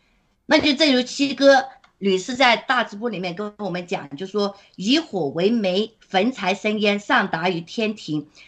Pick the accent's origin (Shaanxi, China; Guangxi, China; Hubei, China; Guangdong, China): Guangdong, China; 其实我我老家也是在广东，那就是我的那个呃。呃，当然了，我父母他们是非常的洗脑的啦，就是不相信这些。但是呢，在那个呃潮汕那地方呢，就是在这些宗教啊，还有这个敬万神万福啊这些方面是非常非常浓厚的。